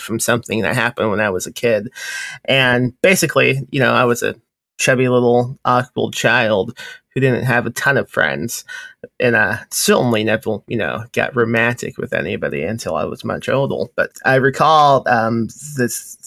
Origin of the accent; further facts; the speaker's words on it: Indiana, United States; now in Texas, United States; I grew up in Indiana